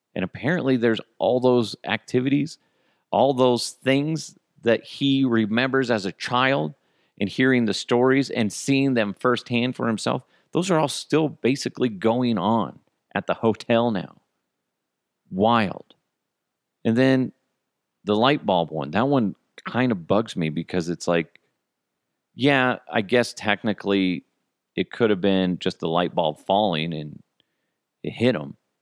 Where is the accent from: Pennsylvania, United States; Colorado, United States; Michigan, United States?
Colorado, United States; Broomfield; the house that I grew up in Broomfield